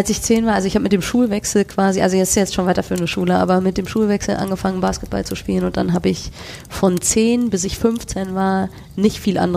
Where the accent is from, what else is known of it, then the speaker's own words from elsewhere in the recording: West Germany, Germany; Wir hatten schon was. Ich komme ja aus dem Westen.